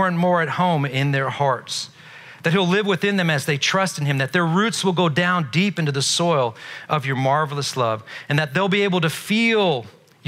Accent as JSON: {"language": "English", "town": "Belfast", "region": "Northern Ireland", "country": "United Kingdom", "tie": "born or raised there", "moved": "yes", "said": "I'm not from this country. I wasn't born here. I was born in Northern Ireland. I was born in Belfast"}